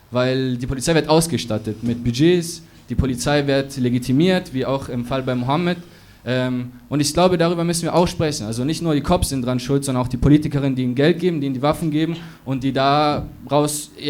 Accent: Munich, Bavaria, Germany; ich komme aus München tatsächlich.

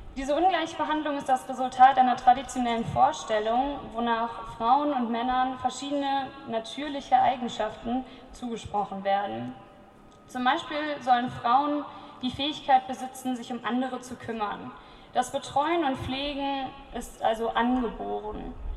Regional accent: Cologne, North Rhine-Westphalia, Germany; ich komme aus Köln

